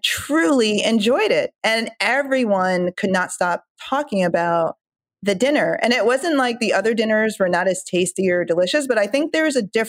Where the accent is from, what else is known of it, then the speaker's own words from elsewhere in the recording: Jamaica; moved away; I'm from Jamaica and I haven't cooked like authentic Jamaican an authentic Jamaican dinner in, I don't know, weeks